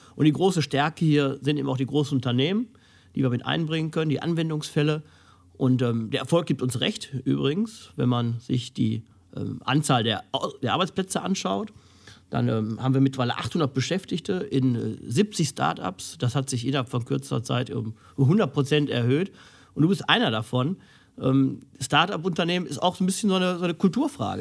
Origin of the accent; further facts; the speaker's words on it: Essen, North Rhine-Westphalia, Germany; meiner Heimatstadt Essen